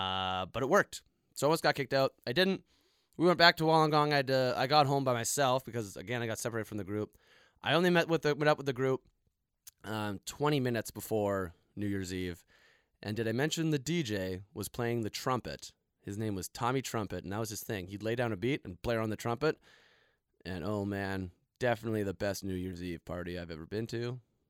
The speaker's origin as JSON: {"language": "English", "country": "Canada", "said": "I'm from Canada."}